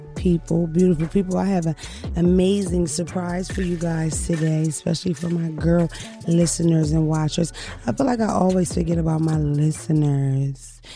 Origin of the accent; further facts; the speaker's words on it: Philadelphia, Pennsylvania, United States; moved away; I'm from Philadelphia originally